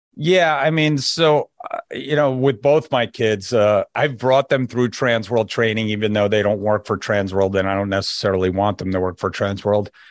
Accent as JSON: {"language": "English", "region": "New Jersey", "country": "United States", "also_born_or_lived": "Connecticut", "moved": "as an adult", "lives_now": "Florida, United States", "said": "I'm from New Jersey, if you couldn't hear it in my voice yet"}